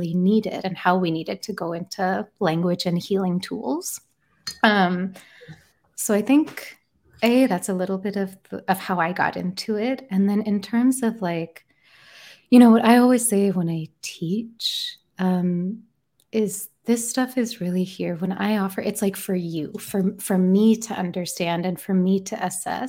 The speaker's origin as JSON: {"language": "English", "region": "England", "country": "United Kingdom", "tie": "born or raised there", "moved": "yes", "said": "I was born in England"}